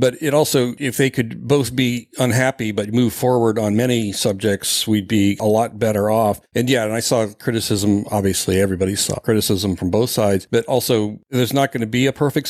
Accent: Ohio, United States; as a young man growing up in Ohio

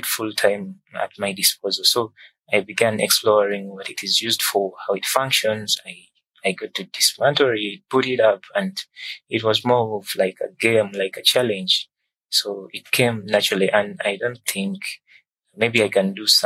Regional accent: Kampala, Central Region, Uganda; I'm from Kampala, Uganda

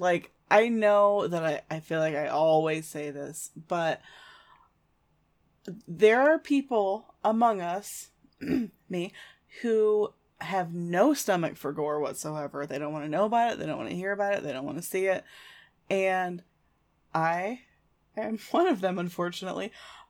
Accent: Speedway, Indiana, United States; I grew up in Indiana and I lived in Speedway for a while

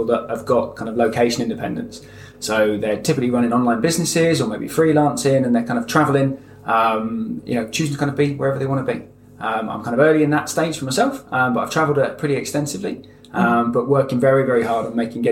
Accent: London, United Kingdom; moved away; also born or lived in Devon; I was born in London, actually, not too far from here. And then I've spent the last kind of 15 years down in the southwest of England, down in Devon.

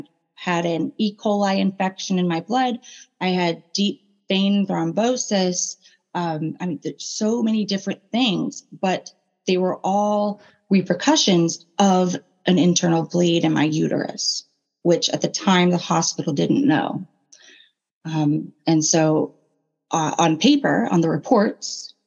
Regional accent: Raleigh, North Carolina, United States; Where my family is born and raised in the Raleigh, Durham, North Carolina area.

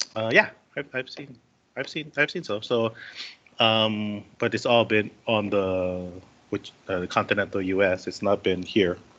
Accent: Waipahu, Hawaii, United States; also born or lived in Kauai; born and raised in Hawaii, still living here.

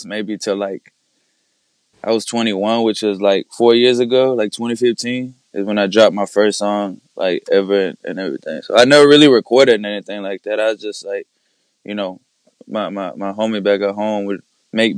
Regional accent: Mexico; I was born in Mexico, so I got my mother's last name and my dad's last name

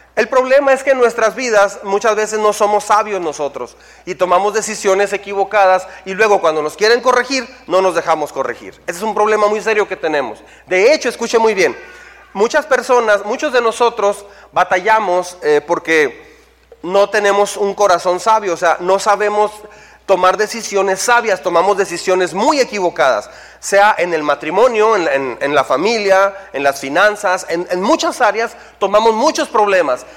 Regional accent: Mexico

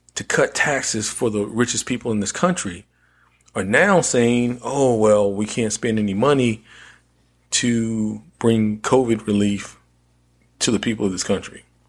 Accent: North Carolina, United States; my home state of North Carolina

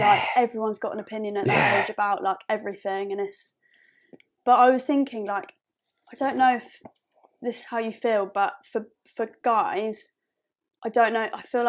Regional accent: Epsom, South East England, United Kingdom; especially where we grew up in Surrey in Epsom

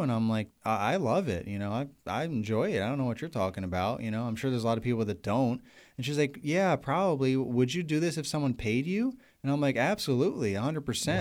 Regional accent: New York, United States; moved away as an adult; also born or lived in Pennsylvania; now in Virginia, United States; I'm from New York

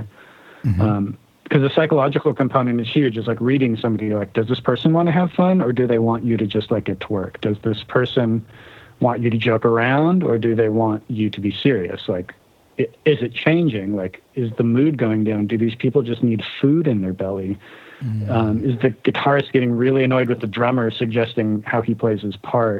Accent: United States; also born or lived in Germany; now in Seattle, United States; it's interesting being an American living abroad

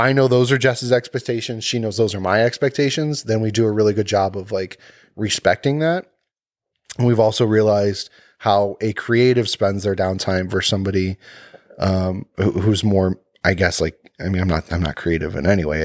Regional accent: Cleveland, Ohio, United States; I'm from Cleveland

